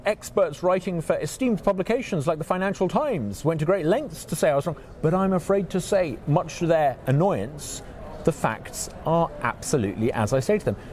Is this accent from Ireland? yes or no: no; United Kingdom; moved away as an adult; now in Mississippi, United States; I'm from the UK, I'm British.